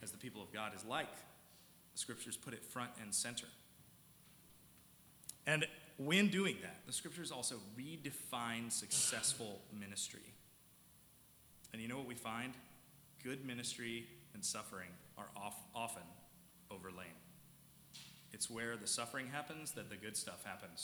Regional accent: South Carolina, United States; moved away; When I was back in South Carolina, I'm from South Carolina.

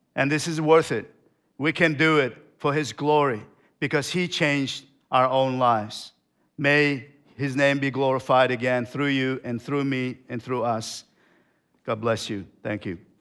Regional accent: Turkmenistan; moved away; I came from Turkmenistan.

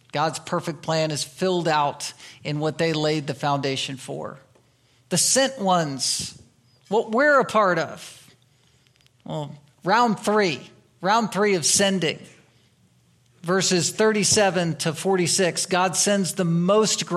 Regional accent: United States; we are American citizens, we're part of this country

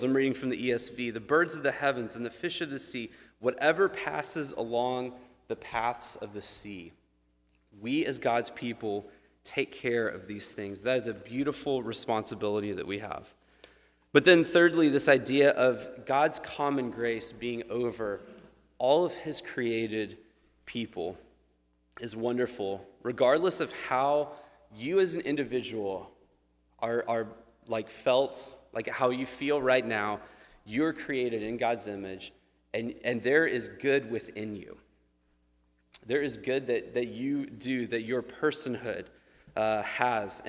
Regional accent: United States; we as American people

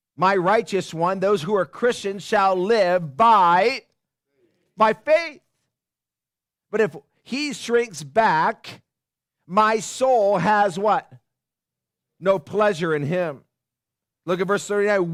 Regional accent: Upland, California, United States; moved away; I grew up in Upland.

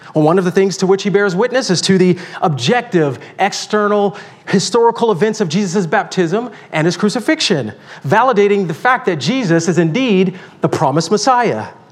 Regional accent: Deep South, United States; I grew up in the Deep South

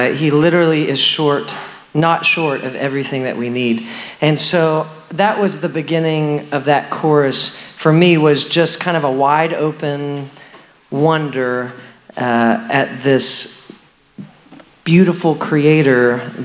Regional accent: Texas, United States; I grew up in Texas, pretty rural setting in Texas in a little Baptist church

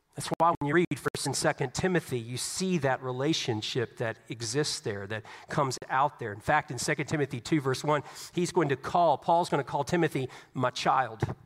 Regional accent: Southeast Virginia, United States; Growing up in Southeast Virginia, I grew up around the military.

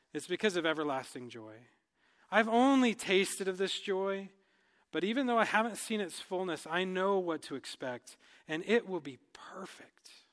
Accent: United States; moved away as an adult; now in Cameroon; as, uh, Americans, as English speakers

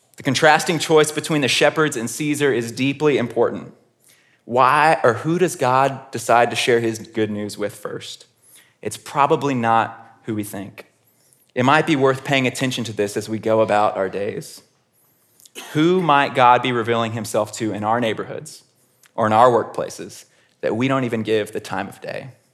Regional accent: Houston, Texas, United States; I grew up in Houston, Texas

